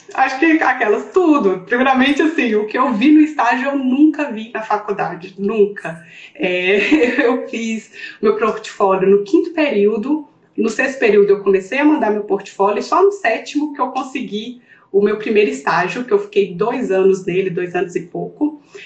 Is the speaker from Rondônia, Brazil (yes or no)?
no; interior of Minas Gerais, Brazil; accent: mineira; moved away as an adult; nós duas somos do interior de Minas